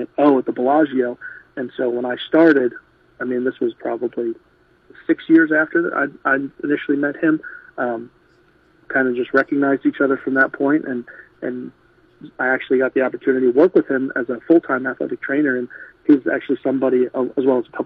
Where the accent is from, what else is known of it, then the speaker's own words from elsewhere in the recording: New York City, New York, United States; moved away; also born or lived in Las Vegas / South Carolina; I grew up in New York from Staten Island